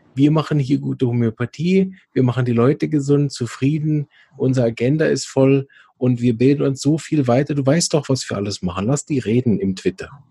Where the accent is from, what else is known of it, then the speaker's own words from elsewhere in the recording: Switzerland; bei uns in der Schweiz